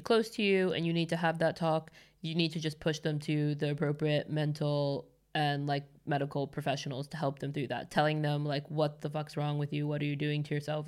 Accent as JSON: {"language": "English", "town": "Los Angeles", "region": "California", "country": "United States", "tie": "born or raised there", "moved": "as an adult", "lives_now": "Stockholm, Sweden", "said": "I'm born and raised there"}